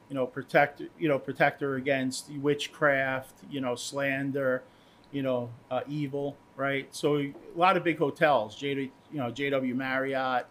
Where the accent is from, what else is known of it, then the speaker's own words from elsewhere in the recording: Port Jefferson, New York, United States; I grew up in Port Jeff